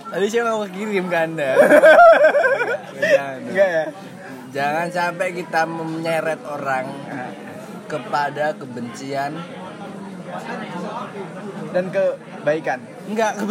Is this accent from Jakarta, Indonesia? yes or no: yes; Jakarta, Indonesia; saya kan asli Jakarta buat liburan aja